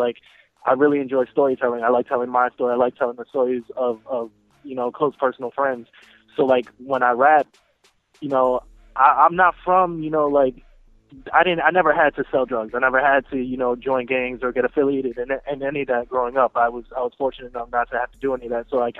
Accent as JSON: {"language": "English", "town": "New York City", "region": "New York", "country": "United States", "tie": "born or raised there", "moved": "yes", "lives_now": "Philadelphia, United States", "said": "I'm actually originally from Brooklyn, New York."}